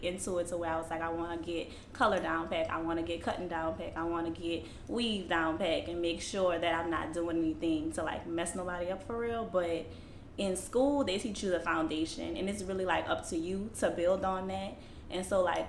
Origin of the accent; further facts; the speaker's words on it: New Orleans, Louisiana, United States; I'm from here, New Orleans, Gentilly area, born and raised here